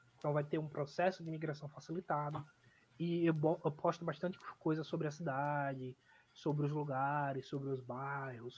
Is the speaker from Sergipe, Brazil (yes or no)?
yes; Aracaju, Sergipe, Brazil; moved away as an adult; now in Adelaide, Australia; no Nordeste, em Aracaju, na cidade de onde eu sou